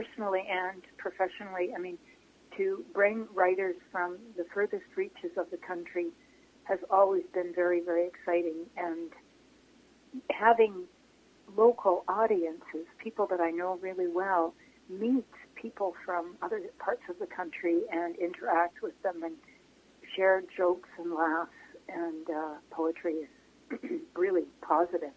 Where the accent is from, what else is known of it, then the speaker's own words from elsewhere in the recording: Vancouver Island, British Columbia, Canada; moved away as an adult; also born or lived in London, Ontario; I grew up on Vancouver Island.